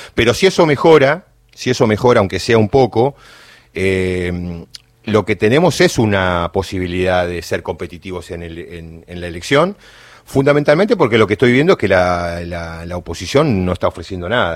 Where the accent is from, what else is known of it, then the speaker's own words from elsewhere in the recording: Choele Choel, Río Negro, Argentina; soy del interior, de, soy rionegrino, de Choel Choel